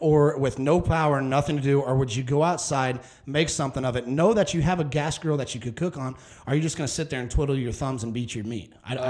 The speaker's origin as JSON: {"language": "English", "region": "Midwest", "country": "United States", "moved": "yes", "lives_now": "Texas, United States", "said": "I'm just glad I'm from the Midwest"}